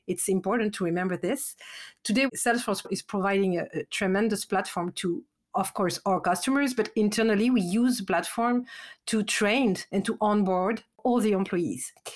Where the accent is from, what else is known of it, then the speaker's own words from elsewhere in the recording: France; accent: French; English is a second language; my accent, I'm French.